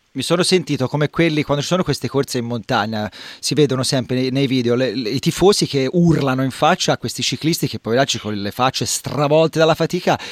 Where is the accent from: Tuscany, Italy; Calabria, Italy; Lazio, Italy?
Tuscany, Italy; Livorno; io sono di Livorno